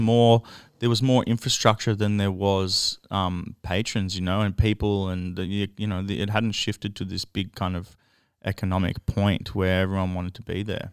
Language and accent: English; Melbourne, Victoria, Australia; I grew up in Ascot Vale